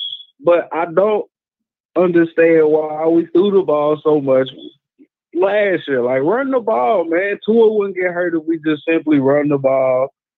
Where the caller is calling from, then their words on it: Sheffield, Alabama, United States; I'm calling in from Sheffield, Alabama.